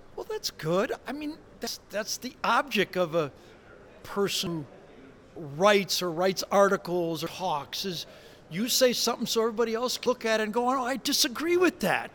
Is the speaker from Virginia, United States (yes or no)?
no; Detroit, Michigan, United States; I'm from Detroit, okay? I grew up booing the Lions when I was a kid.